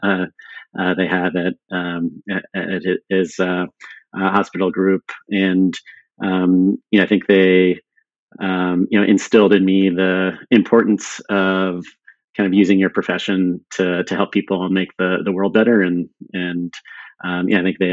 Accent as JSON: {"language": "English", "town": "San Diego", "region": "California", "country": "United States", "tie": "born or raised there", "also_born_or_lived": "Sweden", "said": "we ended up moving to San Diego when I was six, but grew up in a bilingual household"}